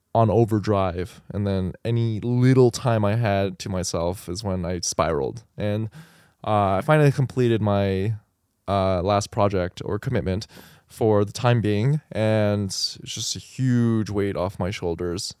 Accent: El Paso, Texas, United States; moved away; I grew up in El Paso

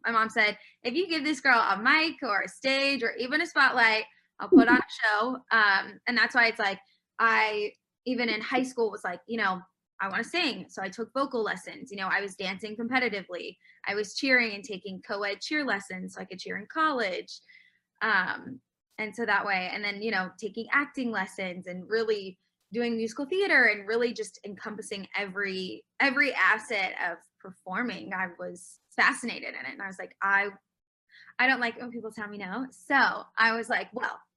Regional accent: Jacksonville, Florida, United States; Born and raised in Jacksonville, Florida.

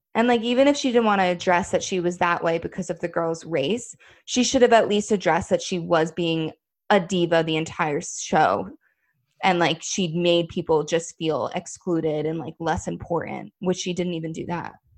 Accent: New Jersey, United States; moved away as an adult; also born or lived in New York City; now in New York, United States; I moved into the city, like, um, a little over six months ago. But I come, I'm, New Jersey is very close to New York

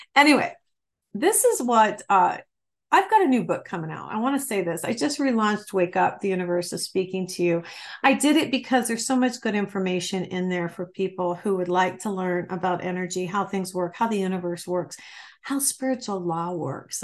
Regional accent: Michigan, United States; moved away; also born or lived in Ohio; I'm from Michigan, Ohio, and Michigan originally

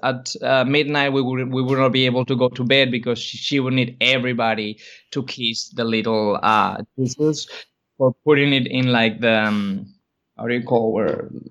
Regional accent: Spain; moved away; I grew up in Spain

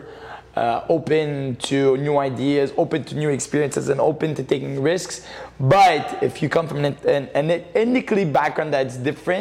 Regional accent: Montreal, Quebec, Canada; growing up in Montreal

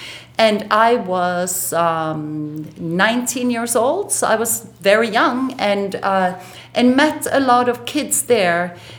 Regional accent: Norway; moved away as an adult; also born or lived in Barcelona / Hong Kong / London; now in New York City, United States; So I was born in Norway, and I lived in Norway till I was 18 years old. I moved to Barcelona, and after Barcelona, I came to New York City.

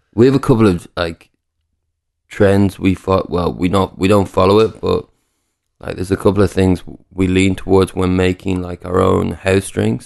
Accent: Newcastle upon Tyne, North East England, United Kingdom; also born or lived in Dublin; I was born in Newcastle

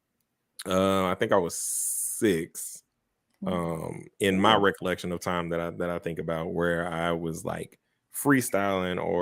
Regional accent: Little Rock, Arkansas, United States; I am from Little Rock, Arkansas, the south side of Little Rock, Arkansas

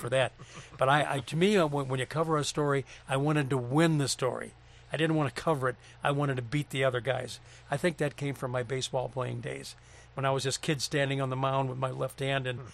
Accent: St. Louis, Missouri, United States; moved away; also born or lived in Minnesota / Cleveland; that is the street I grew up on in St. Louis.

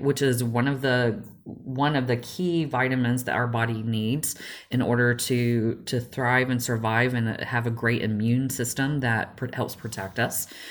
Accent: Georgia, United States; I grew up in in the South and the little backwoods of Georgia.

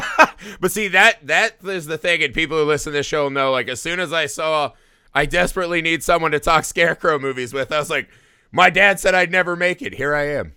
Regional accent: Indiana, United States; I grew up in Indiana in the Midwest

